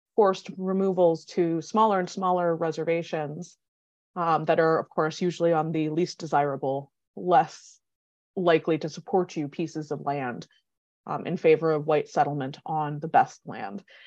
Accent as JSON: {"language": "English", "town": "Minneapolis", "region": "Minnesota", "country": "United States", "tie": "born or raised there", "moved": "yes", "lives_now": "Madison, United States", "said": "I grew up in Minneapolis because my grandfather left White Earth, um, in the fifties"}